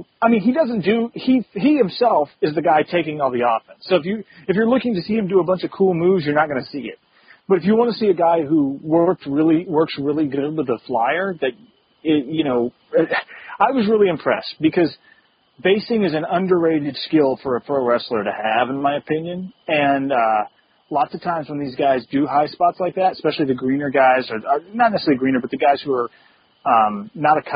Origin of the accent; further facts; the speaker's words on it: the Carolinas, United States; I'm from the Carolinas